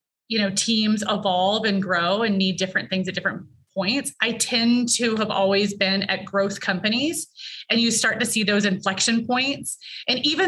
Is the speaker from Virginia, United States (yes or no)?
yes; Virginia, United States; I grew up in Virginia, you get all four seasons